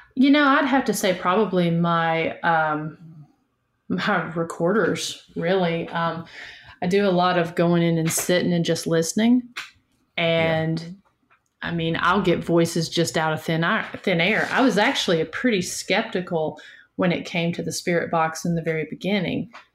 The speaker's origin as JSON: {"language": "English", "region": "Northeast Tennessee", "country": "United States", "moved": "as an adult", "lives_now": "Chattanooga, United States", "said": "I'm from Northeast Tennessee, just about an hour north of Knoxville, but I currently live down in the Chattanooga"}